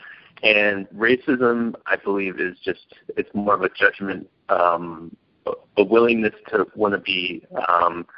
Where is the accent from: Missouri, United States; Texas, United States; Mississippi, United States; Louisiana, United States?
Missouri, United States; St. Louis; moved away as an adult; now in Los Angeles, United States; I'm originally from the St. Louis area, the northern suburbs of St. Louis, where Ferguson is located. That is my home stomping ground.